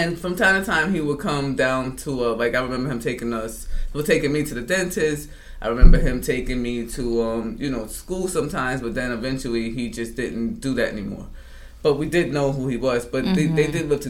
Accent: New York City, New York, United States; growing up in Drew Hamilton, going outside, I was about the third grade to the eighth grade that we lived in Drew Hamilton.

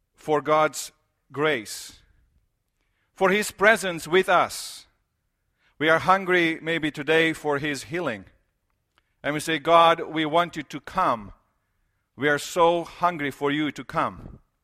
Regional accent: Romania; moved away; I grew up in Romania

